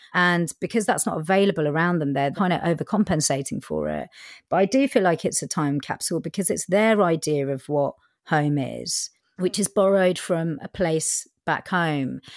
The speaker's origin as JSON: {"language": "English", "town": "Winchester", "region": "South East England", "country": "United Kingdom", "tie": "born or raised there", "also_born_or_lived": "Southall, London", "first_language": "Punjabi", "second_language": "English"}